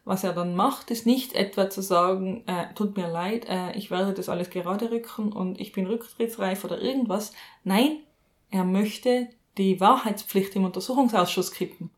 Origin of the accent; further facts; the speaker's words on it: Austria; was ich jetzt einmal als Österreicherin sagen darf